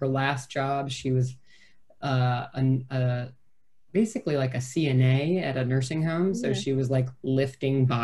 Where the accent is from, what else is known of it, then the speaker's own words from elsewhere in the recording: small town near Madison, Wisconsin, United States; moved away as an adult; I lived in my hometown for 18, and then I lived in Madison, which is a great city, but it was only 30 miles away from the town where I grew up